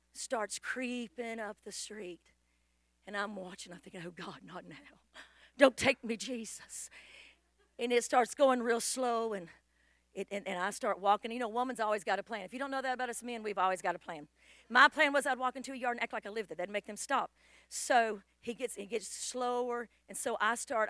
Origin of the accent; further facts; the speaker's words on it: California, United States; moved away; I was from Cali where we dressed like hippies